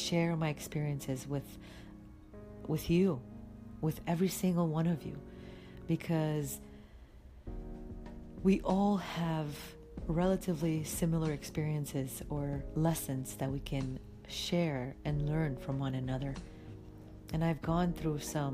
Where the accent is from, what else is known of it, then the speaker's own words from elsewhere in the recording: Timișoara, Timiș County, Romania; English is a second language; moved away as an adult; now in United States; Timișoara. That's my hometown in Romania.